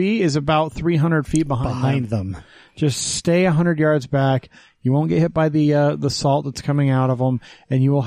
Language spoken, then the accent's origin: English; Wyoming, United States; accent: Texas; moved away as an adult; also born or lived in Texas; now in Utah, United States; I left Texas in second grade to go to Wyoming